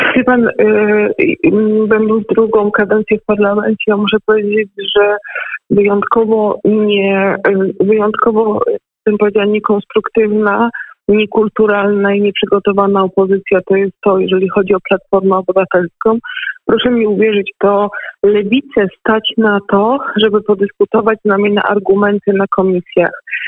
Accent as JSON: {"language": "Polish", "region": "Lesser Poland", "country": "Poland", "said": "u nas w Małopolsce"}